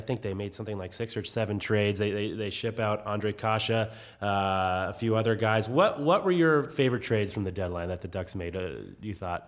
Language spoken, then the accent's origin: English; New England, United States; moved away; I grew up in New England, so I grew up a Bruins fan